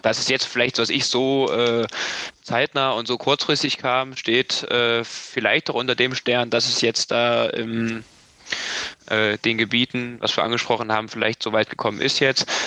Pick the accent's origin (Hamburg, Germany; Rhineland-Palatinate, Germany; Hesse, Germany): Hesse, Germany; als Hesse oder wir als Hessen